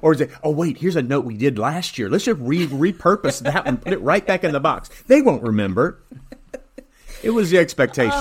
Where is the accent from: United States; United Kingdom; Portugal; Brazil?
United States; Illinois; moved away; I was from Illinois